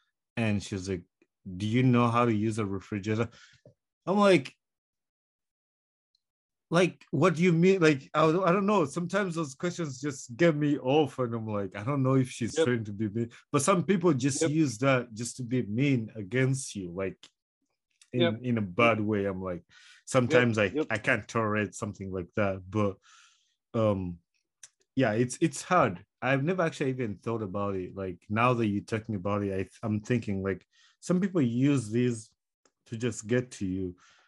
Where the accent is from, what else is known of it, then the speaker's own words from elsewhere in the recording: Uganda; English is a second language; now in United States; like I'm from Uganda, a third world country, but here am I in the United States working with the Americans